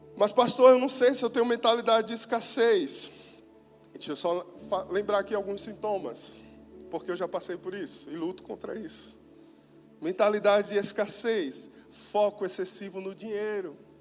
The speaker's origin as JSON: {"language": "Portuguese", "region": "Northeast Brazil", "country": "Brazil", "said": "falando agora como nordestinos"}